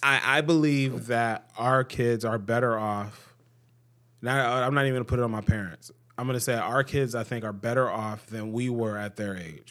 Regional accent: Cleveland, Ohio, United States; I grew up in Cleveland, and I grew up in, you know, a decent s, part of Cleveland.

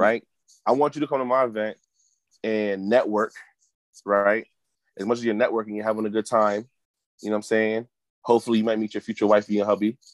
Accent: Hartford, Connecticut, United States; Born and raised in Hartford

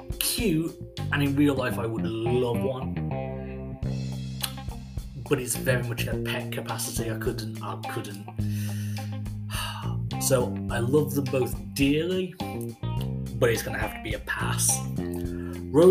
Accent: England, United Kingdom; I am from England

